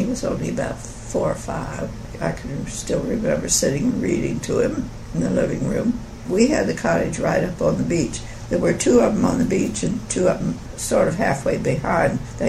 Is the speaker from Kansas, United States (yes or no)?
no; Atlantic City, New Jersey, United States; born there; Well, I was born in Atlantic City on the shore of New Jersey, and he'd always been aware that beachfront property is very valuable.